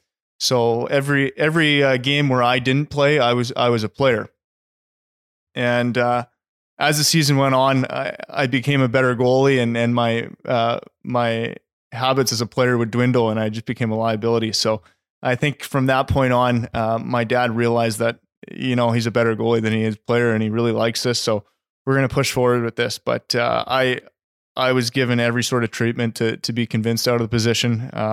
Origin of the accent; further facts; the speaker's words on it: Halifax, Nova Scotia, Canada; also born or lived in Abbotsford, Canada; I was born in Abbotsford, spent a few years here with my family, and then my dad was transferred over to back east, and we grew up there. I spent my Timbits hockey career over in Halifax.